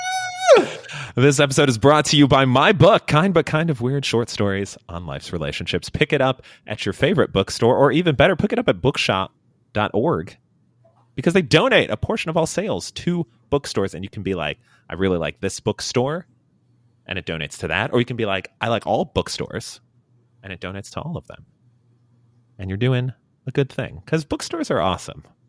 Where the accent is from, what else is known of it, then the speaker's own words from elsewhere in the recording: Illinois, United States; moved away; we got it celebrated in Illinois. We wouldn't have school on those days